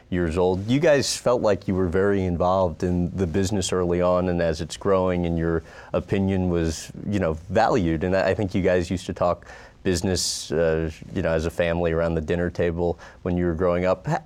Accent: Las Vegas, Nevada, United States; I grew up here in Las Vegas

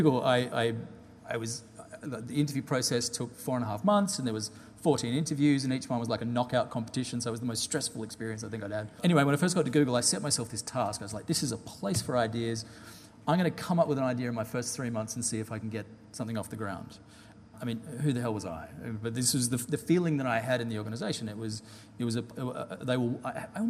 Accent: Perth, Western Australia, Australia; moved away as an adult; also born or lived in London; a Perth person, particularly when I've got a British passport, thanks to my dad being British

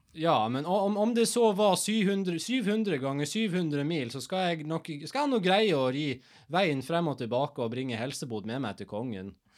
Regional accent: Norway; Jeg er nordmann

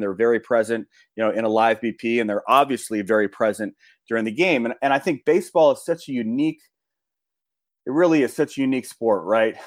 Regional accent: Los Angeles, California, United States; I grew up in Los Angeles

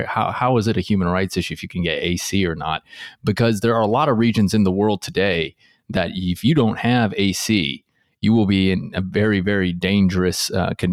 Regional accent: Seattle, Washington, United States; I hail from the Pacific Northwest region of the U.S. in the Seattle area. For the longest time growing up, you didn't need air conditioning ever

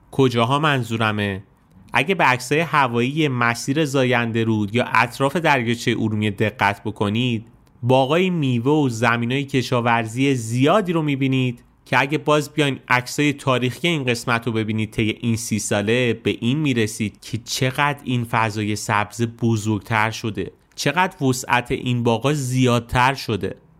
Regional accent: Isfahan, Iran; زادگاه من یعنی شهر اصفهان

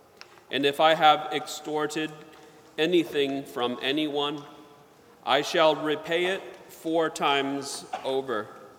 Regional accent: the South, United States; I remember in Sunday school, when I was growing up in the South, the teacher had a branch of a sycamore tree

